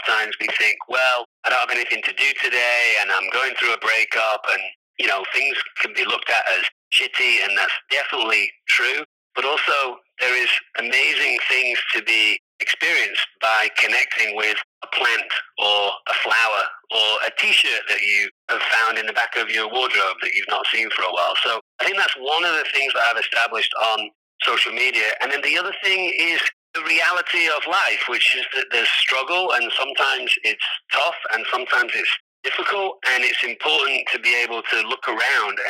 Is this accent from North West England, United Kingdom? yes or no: yes; Manchester, North West England, United Kingdom; now in Los Angeles, United States; I'm from England, Manchester, the north of England